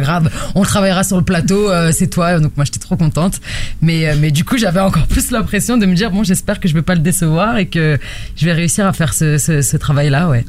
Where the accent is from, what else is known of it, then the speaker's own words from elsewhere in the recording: La Courneuve, Île-de-France, France; accent: accent de banlieue; je viens de la cité des 4000 à la Courneuve et du coup, on entend un petit peu mon, mon accent de banlieue